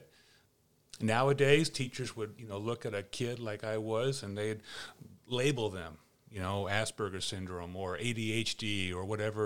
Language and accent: English; Seattle, Washington, United States; growing up in Seattle